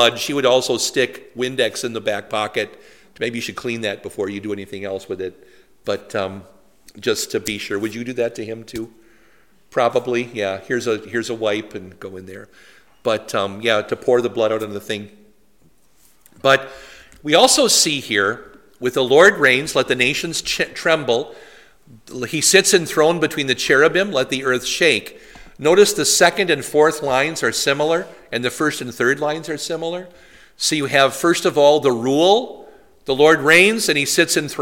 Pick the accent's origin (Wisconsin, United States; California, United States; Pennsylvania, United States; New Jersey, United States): Wisconsin, United States; Poynette; My hometown radio station was WIBU